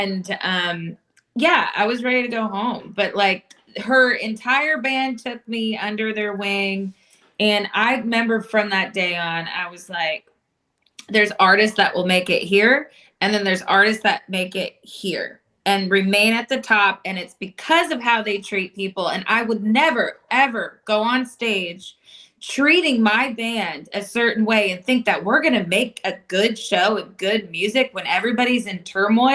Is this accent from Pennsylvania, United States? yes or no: yes; Williamsport, Pennsylvania, United States; now in Nashville, United States; I'm originally from Williamsport, Pennsylvania